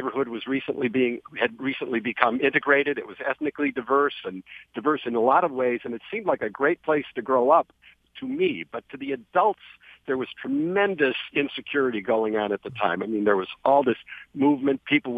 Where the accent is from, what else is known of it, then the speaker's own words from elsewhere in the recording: Detroit, Michigan, United States; I was born in 1950 in the West Grand Boulevard, Linwood area on the near west side of Detroit